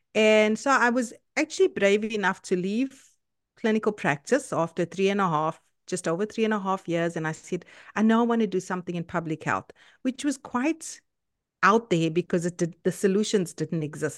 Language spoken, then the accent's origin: English; South Africa; moved away as an adult; now in Canada; I'm South African, uh, by nationality, and I live in Canada now for the past two years